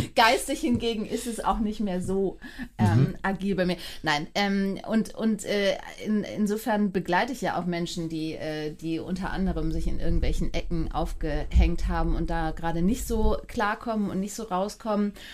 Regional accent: Hamburg, Germany; bin Hamburgerin und bin äh, acht Jahre äh, jede zweite Woche in Frankfurt gewesen

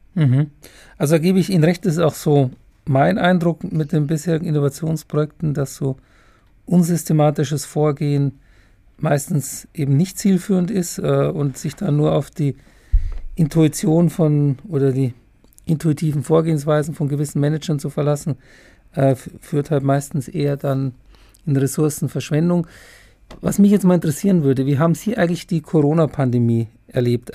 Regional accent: Germany; bei uns in Deutschland

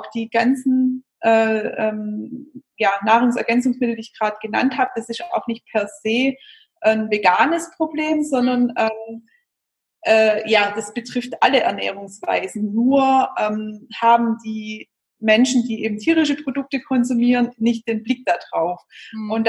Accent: Baden-Württemberg, Germany; accent: Swabian; vor allem wir sind ja aus dem Schwabenland, hört man ja bestimmt.

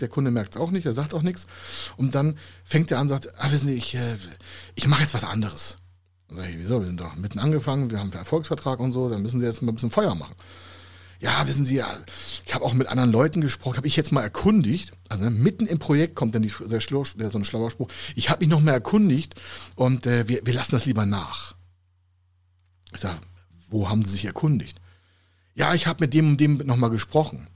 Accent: Heide, Schleswig-Holstein, Germany; in meiner Heimatstadt in Heide

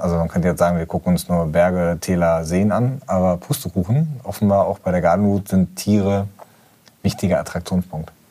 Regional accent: Gelsenkirchen, North Rhine-Westphalia, Germany; bin ich in Gelsenkirchen-Schalke aufgewachsen

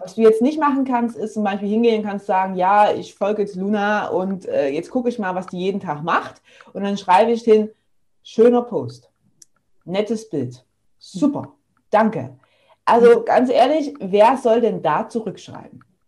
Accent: near Leipzig, Saxony, Germany; moved away as an adult; now in Stuttgart, Germany; Ich komme ursprünglich aus der Nähe von Leipzig, wohne aber jetzt schon seit fast zehn Jahren in Stuttgart

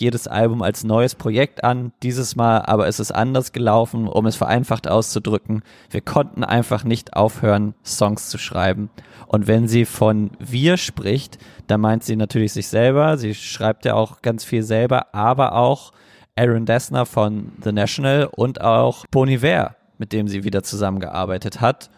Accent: Germany; als Deutscher

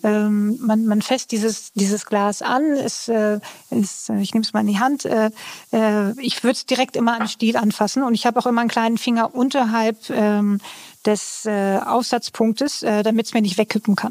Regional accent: Northern Germany, Germany; ich komme ja aus Norddeutschland

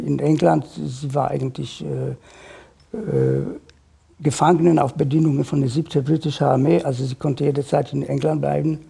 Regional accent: Warsaw, Masovian Voivodeship, Poland; German is a second language; moved away as an adult; now in Germany; Ich bin geboren in Warschau äh, 1953

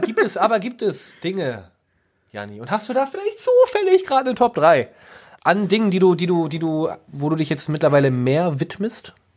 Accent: Germany; als guter Deutscher

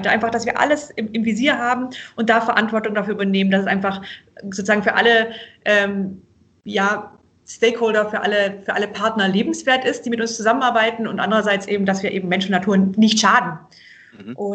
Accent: Obereisenbach, Baden-Württemberg, Germany; Denn wir sind hier eben aufgewachsen in Oberschwaben, meine, also meine Kinder, meine Schwestern und ich, äh, in einem kleinen Dorf, also Obereisenbach bei Tettnang hier ist eher Landwirtschaft

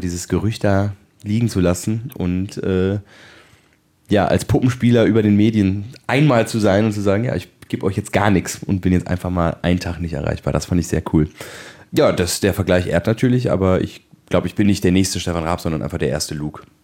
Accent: Bonn, North Rhine-Westphalia, Germany; bei uns in Bonn, war meine Mutter schwanger mit mir

